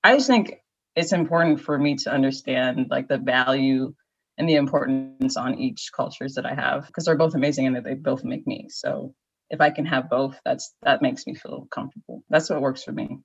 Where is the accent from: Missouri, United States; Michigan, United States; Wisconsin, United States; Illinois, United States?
Illinois, United States; Naperville; moved away as an adult; also born or lived in Maryland / Chicago / California; now in Washington, DC, United States; I was born in Maryland, grew up in Naperville